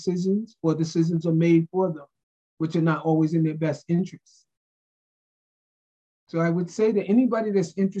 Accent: New York, United States; moved away; I'm from New York

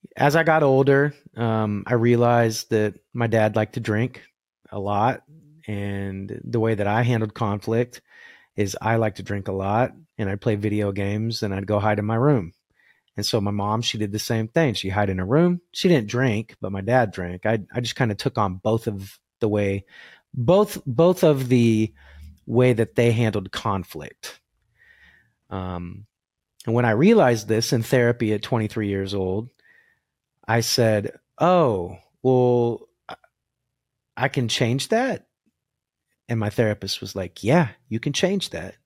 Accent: Arkansas City, Kansas, United States; also born or lived in Winfield, Kansas; I grew up in Ark City

